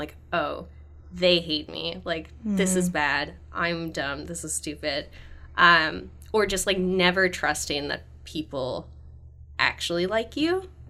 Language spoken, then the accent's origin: English; California, United States; now in Canada; I'm from California originally.